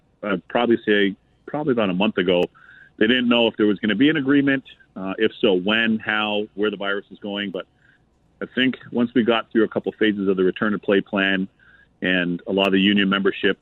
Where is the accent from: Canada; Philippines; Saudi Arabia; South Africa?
Canada; Toronto, Ontario; moved away as an adult; now in United States; I was raised in Canada, in Toronto specifically, my hometown.